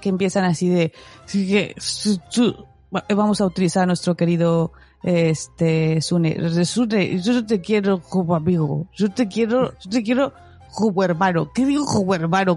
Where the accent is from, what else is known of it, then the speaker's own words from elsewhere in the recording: Mexico; como dicen en mi tierra, el nopal pegado en la frente, más cara de, de, mexicana no puedo tener